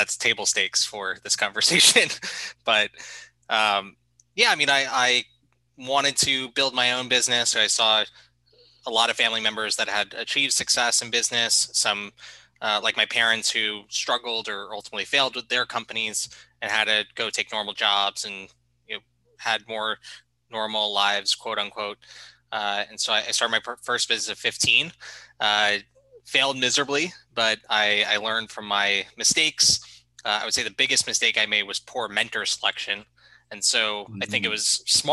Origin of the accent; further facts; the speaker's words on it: Boca Raton, Florida, United States; moved away as an adult; also born or lived in New York; I'm originally from South Florida, Boca Raton, Florida, if you know where that is. If not, it's about an hour north of Miami